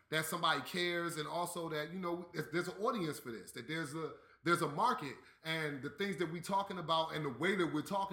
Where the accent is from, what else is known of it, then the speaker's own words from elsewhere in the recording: East Coast, United States; I'm from the East Coast